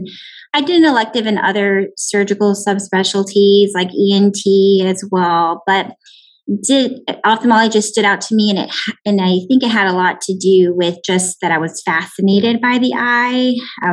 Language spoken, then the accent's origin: English; McAllen, Texas, United States; also born or lived in Houston, Texas / Tucson, Arizona / Irvine, California; I'm actually from the Valley, born and raised in McAllen